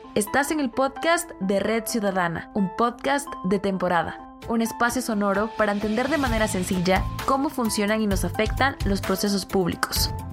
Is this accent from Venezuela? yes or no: no; Guatemala